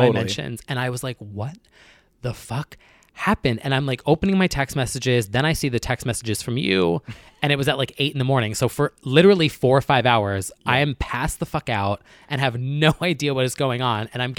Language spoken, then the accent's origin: English; New Jersey, United States; Call it out. Yeah. I'm from New Jersey.